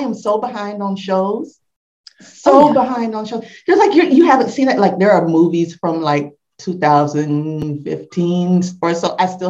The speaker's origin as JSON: {"language": "English", "country": "Jamaica", "said": "I'm Jamaican."}